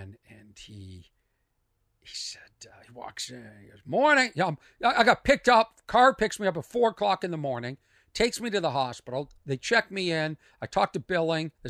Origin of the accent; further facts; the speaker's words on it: Lexington, Massachusetts, United States; my hometown, Lexington, Massachusetts